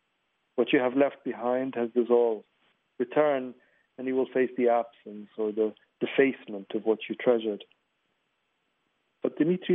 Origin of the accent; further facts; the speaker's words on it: Libya; also born or lived in New York / Egypt; now in London, United Kingdom; I'm a Libyan writer, but a Libyan writer with a complicated history. I was born in New York. And I've lived part of my life in Libya and in Egypt and most of it in London.